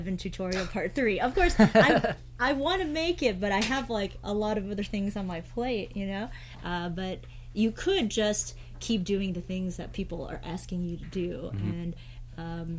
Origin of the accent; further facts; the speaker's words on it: New Jersey, United States; also born or lived in Chicago / Washington, D.C. / New York / San Francisco; now in Hawaii, United States; I was born in Chicago, and I grew up in New Jersey, and lived in D.C., I moved back to Chicago in New York, and then moved to San Francisco before I made my way over here